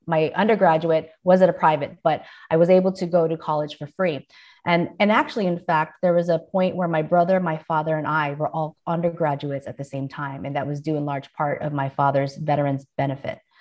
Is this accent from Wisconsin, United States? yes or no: no; San Diego, California, United States; also born or lived in Philippines; I was raised in San Diego